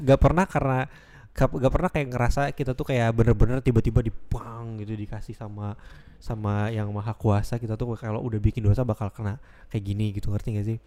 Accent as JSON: {"language": "Indonesian", "town": "Bandung", "region": "West Java", "country": "Indonesia", "moved": "yes", "said": "aku emang awalnya asalnya dari Bandung"}